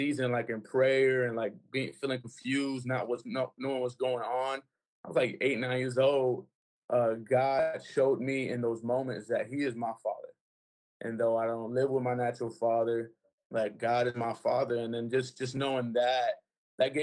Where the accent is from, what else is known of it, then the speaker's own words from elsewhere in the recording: Broward, Florida, United States; also born or lived in Miami, Florida; I was raised here in Broward, a rough neighborhood